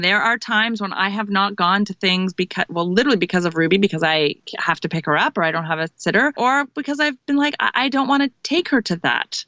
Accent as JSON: {"language": "English", "country": "Canada", "moved": "yes", "lives_now": "United States", "said": "I'm Canadian."}